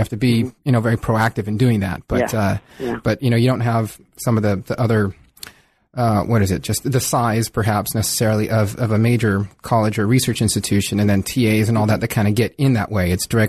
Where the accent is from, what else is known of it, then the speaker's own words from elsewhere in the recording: California, United States; also born or lived in Mountain West; I remember I grew up in Southern California as well. And it wasn't until I left Southern California for a few years.